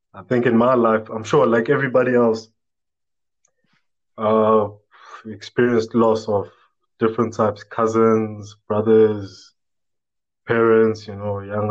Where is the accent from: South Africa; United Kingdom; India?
South Africa; Durban, KwaZulu-Natal; I'm from Durban, South Africa, Durban.